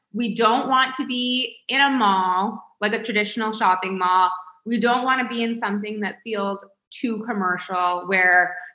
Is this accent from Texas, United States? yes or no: no; Palm Beach, Florida, United States; We grew up in Palm Beach, but so many people are like, why Palm Beach?